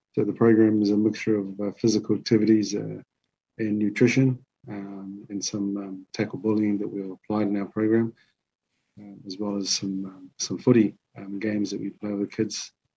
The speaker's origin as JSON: {"language": "English", "country": "New Zealand", "tie": "born or raised there", "moved": "as an adult", "lives_now": "Tonga", "said": "I, I grew up in New Zealand, uh, lived my life there, and so I've, I've lived here 10 years now."}